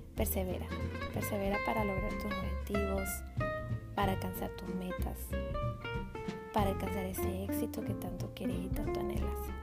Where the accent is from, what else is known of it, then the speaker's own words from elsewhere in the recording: Venezuela; now in United States; Soy Zumba Instructor venezolana y vivo en Estados Unidos